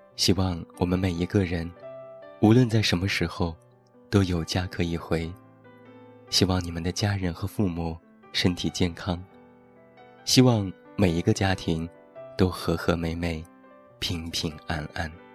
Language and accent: Chinese; Taiyuan, Shanxi, China; 现在在我的家乡山西太原